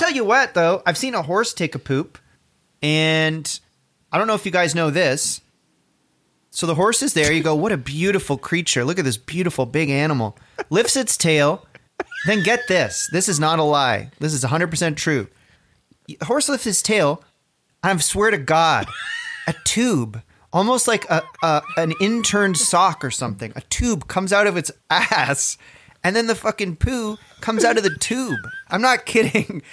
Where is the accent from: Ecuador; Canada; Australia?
Canada; Orangeville, Ontario; when I was a kid, I grew up outside of Orangeville.